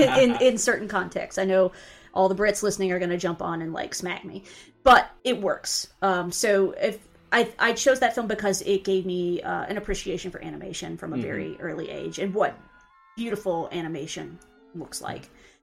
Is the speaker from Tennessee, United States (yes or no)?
yes; Knoxville, Tennessee, United States; is from my hometown. She's from Knoxville, Tennessee.